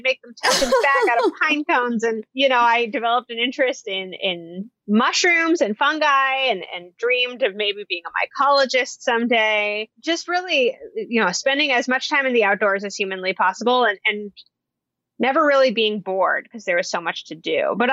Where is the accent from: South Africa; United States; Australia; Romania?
United States; Portland, Oregon; I grew up right here in Portland, Oregon